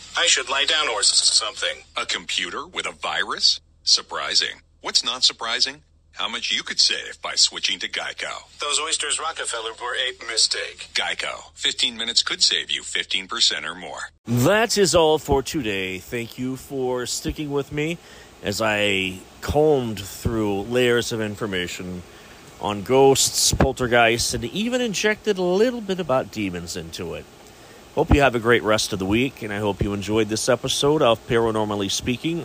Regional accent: Chillicothe, Ohio, United States; my hometown of Chillicothe, Ohio

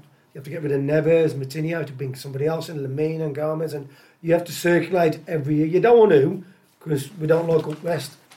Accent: Tipton, West Midlands, United Kingdom; I'm from Tipton

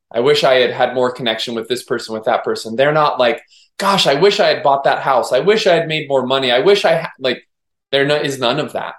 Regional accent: Maui, Hawaii, United States; I'm born and raised on Maui, so I've grown up with nature

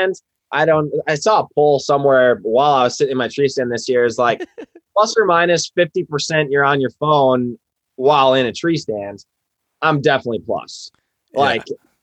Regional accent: Wisconsin, United States; moved away as an adult; also born or lived in Iowa; I grew up in Wisconsin, went to school at Iowa State

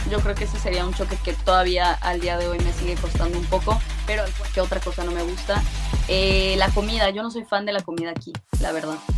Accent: Mexico City, Auvergne-Rhône-Alpes, France; accent: Lyon; yo soy franco-mexicana, de mamá mexicana y de papá francés. Eh, yo nací en México y yo crecí en México hasta como mis seis años, algo así. Después eh, nos mudamos a Francia y desde ahí he vivido casi toda mi vida en Francia

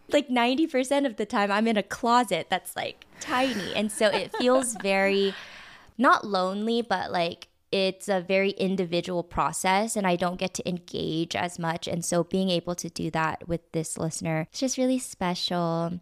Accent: Southern California, United States; I was born in Southern California, and I actually grew up in a predominantly Caucasian neighborhood

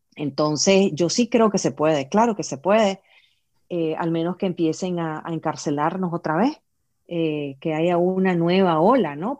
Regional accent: Nicaragua; somos resilientes los nicaragüenses

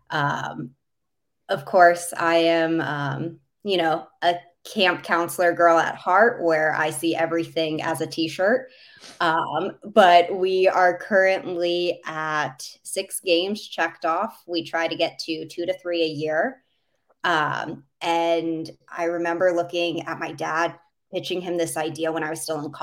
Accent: Minneapolis, Minnesota, United States; Um, so I grew up for the most part in Minneapolis. So being from the state of hockey, uh, everyone has always asked me why the Islanders

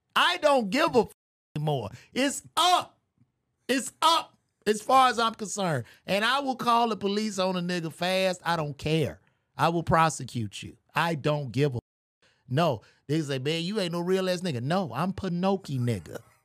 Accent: United States; we have as U S citizens

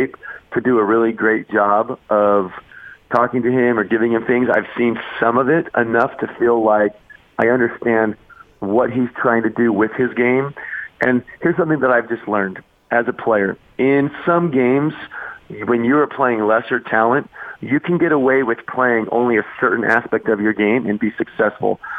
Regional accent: Arizona, United States; moved away; I grew up in Arizona.

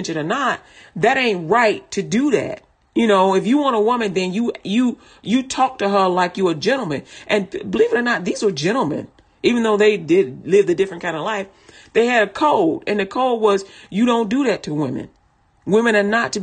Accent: Chicago, Illinois, United States; I'm from Chicago

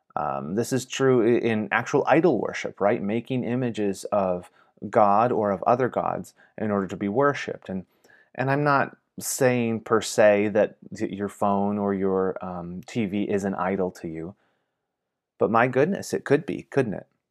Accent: Michigan, United States; moved away; my home state of Michigan

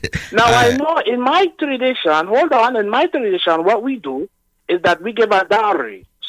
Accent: Nigeria; I am from Nigeria.

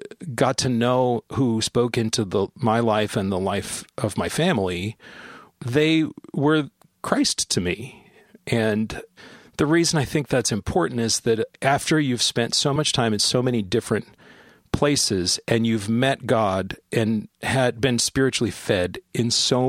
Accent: San Bernardino, California, United States; born there; I was born in San Bernardino, California in 1975, and my father was in the Air Force at the time, and we moved a lot.

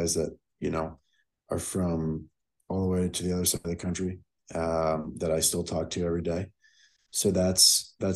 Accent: South Florida, United States; born and raised in South Florida

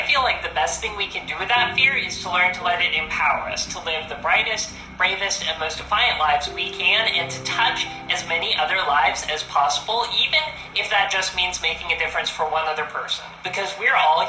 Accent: United States; being an American

